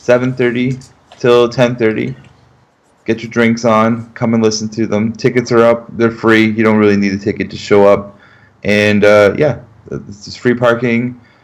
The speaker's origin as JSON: {"language": "English", "town": "Hamilton", "region": "Ontario", "country": "Canada", "moved": "yes", "lives_now": "London", "said": "Well, I am from Hamilton, though. That's my point of origin."}